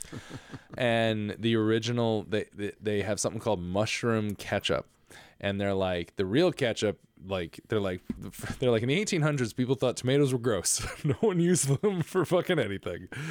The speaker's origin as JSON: {"language": "English", "town": "Stratford", "region": "Connecticut", "country": "United States", "tie": "born or raised there", "also_born_or_lived": "Bridgeport, Connecticut", "said": "in my hometown of Stratford, Connecticut, slash Bridgeport, Connecticut, I was kind of back and forth between both"}